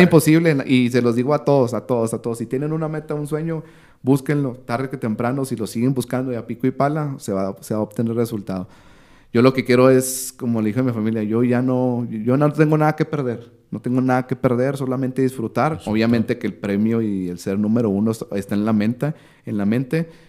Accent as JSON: {"language": "Spanish", "town": "Ciudad Juárez", "region": "Chihuahua", "country": "Mexico", "said": "soy de Ciudad Juárez"}